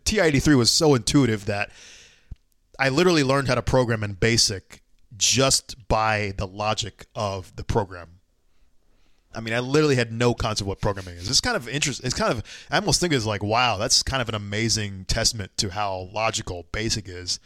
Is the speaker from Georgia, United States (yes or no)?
yes; Atlanta, Georgia, United States; I'm from Atlanta